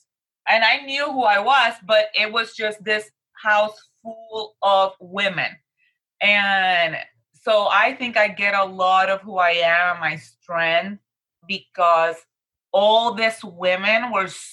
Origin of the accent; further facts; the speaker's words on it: Puerto Rico; moved away as an adult; now in Tallahassee, United States; I was born and raised in Puerto Rico, but now is half my life I've lived in Puerto Rico and half of my life I've lived here in Tallahassee, Florida. I came here for grad school